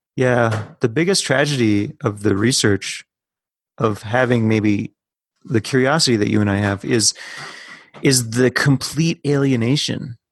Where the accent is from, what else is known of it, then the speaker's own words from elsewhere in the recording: Minnesota, United States; as a Minnesotan